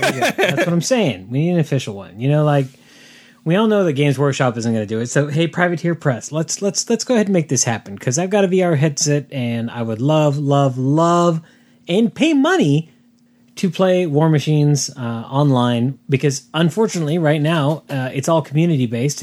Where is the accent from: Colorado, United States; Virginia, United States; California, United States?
California, United States; San Diego; growing up in San Diego, the, the, it was rare for us to actually wear the flannel